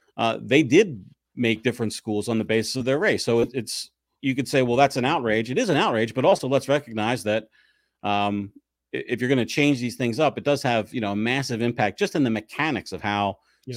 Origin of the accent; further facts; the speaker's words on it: 11 miles east of Philadelphia, the suburbs in New Jersey, United States; I grew up 11 miles due east from the city in uh, the suburbs in New Jersey